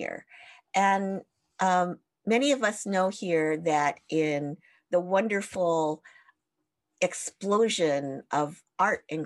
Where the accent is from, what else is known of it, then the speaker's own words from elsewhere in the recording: United States; being Japanese American